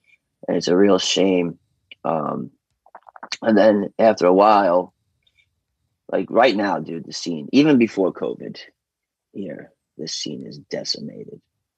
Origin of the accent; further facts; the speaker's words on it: New York City, New York, United States; I am American, but let's make something very clear. There's New York, and then there's everywhere else.